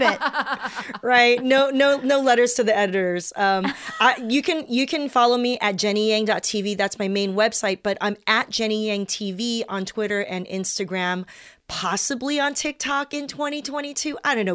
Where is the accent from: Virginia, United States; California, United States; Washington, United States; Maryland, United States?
California, United States; South Bay; I grew up in the South Bay with preppy suburbanites